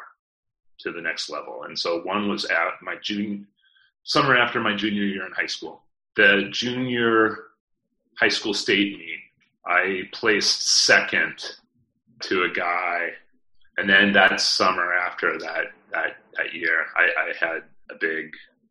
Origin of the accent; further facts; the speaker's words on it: Phoenix, Arizona, United States; 33 cousins all on my mother's side growing up in Phoenix, Arizona.